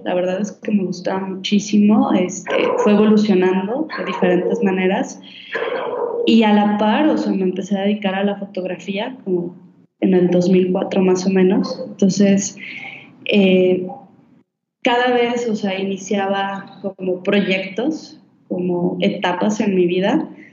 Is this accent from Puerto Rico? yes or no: no; Guadalajara, Jalisco, Mexico; moved away; yo soy de Guadalajara